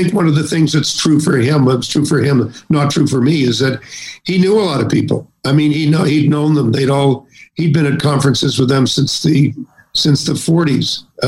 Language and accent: English; Canada; And I'm a Canadian, I'm listening to this, and I say, well, you know, what about us?